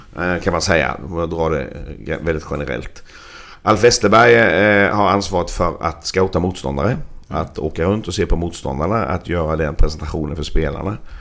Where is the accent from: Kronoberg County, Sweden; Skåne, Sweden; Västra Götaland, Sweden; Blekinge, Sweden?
Kronoberg County, Sweden; Växjö; moved away; jag växte upp i Växjö